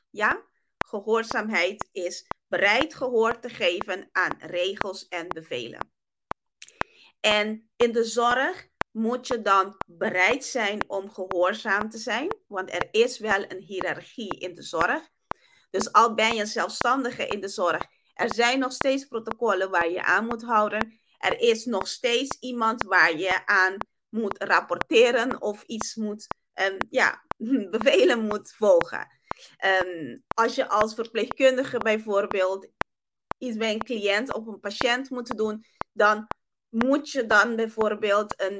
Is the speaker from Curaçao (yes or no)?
yes; Curaçao; first language Papiamento; Dutch is a second language; ik kom eigenlijk uit Curaçao. Mijn moedertaal is Papiamento, is niet Nederlands.